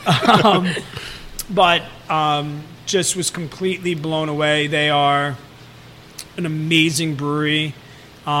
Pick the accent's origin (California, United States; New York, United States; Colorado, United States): New York, United States; Long Island; I'm from Long Island